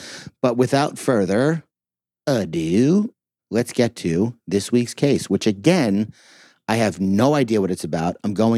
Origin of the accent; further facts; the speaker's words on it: Huntsville, Texas, United States; Penitentiary. I'm from Huntsville.